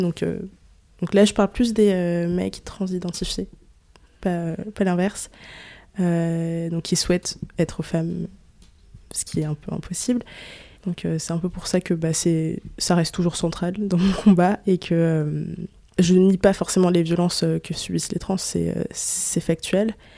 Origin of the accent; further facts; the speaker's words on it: France; je suis née en France